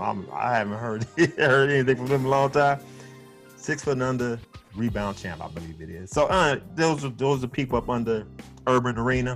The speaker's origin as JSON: {"language": "English", "town": "Chicago", "region": "Illinois", "country": "United States", "said": "my hometown Chicago Bears"}